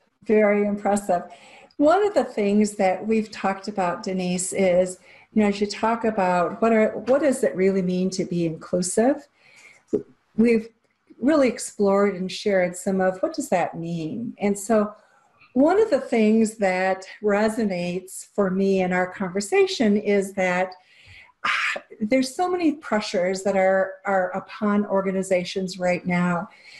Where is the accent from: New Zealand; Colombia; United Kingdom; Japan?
Japan; I grew up in Japan, and so I understand some of the nuances of working cross-culturally